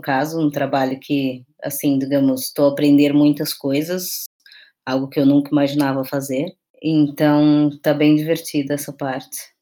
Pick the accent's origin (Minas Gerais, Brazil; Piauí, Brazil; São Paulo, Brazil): São Paulo, Brazil; moved away as an adult; now in Aveiro, Portugal; sou de São Paulo, com família na Bahia